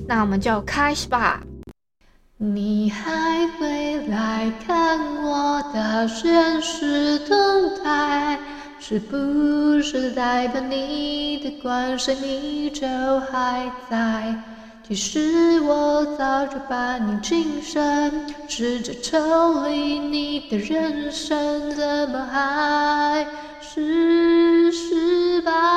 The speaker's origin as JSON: {"language": "Chinese", "country": "Taiwan", "accent": "Taiwanese", "said": "我自己觉得我的台湾口音算蛮重的啊"}